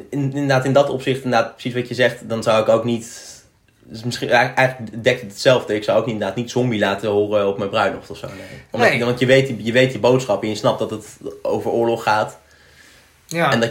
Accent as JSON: {"language": "Dutch", "country": "United States", "tie": "born there", "said": "Ik ben geboren in Amerika maar moet ik wel trots zijn op dat op het Amerika"}